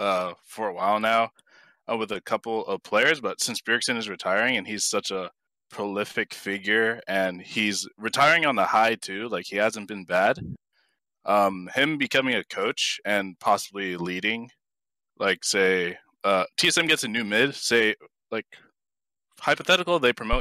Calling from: Jersey City, New Jersey, United States; Oh, I'm calling from Jersey City.

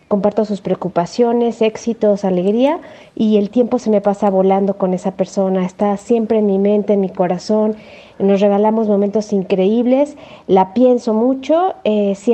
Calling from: Mexico; Hola Caribe FM … de México

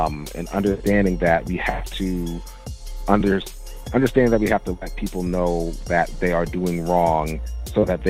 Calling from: New York, United States; calling from Brooklyn, New York.

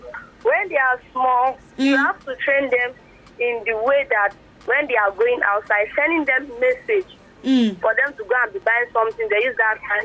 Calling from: Iyana-Oworo, Lagos, Nigeria; I'm calling from Iyanaworo.

